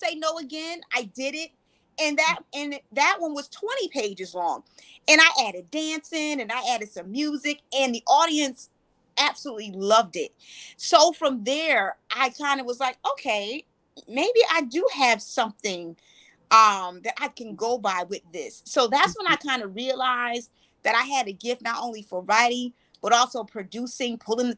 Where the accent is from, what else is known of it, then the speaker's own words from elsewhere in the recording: New Haven, Connecticut, United States; moved away as an adult; now in Charlotte, United States; I was born and raised in New Haven, Connecticut. And I moved to Charlotte in 2015